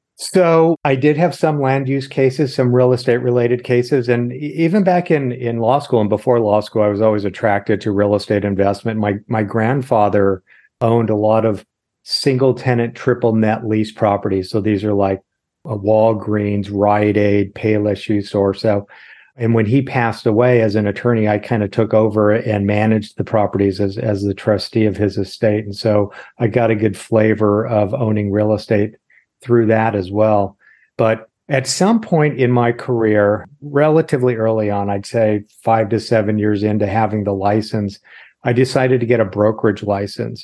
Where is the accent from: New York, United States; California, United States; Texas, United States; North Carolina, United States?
California, United States; Los Angeles; also born or lived in Irvine / Sacramento; born and raised in Los Angeles. middle of junior high school, we moved down to Irvine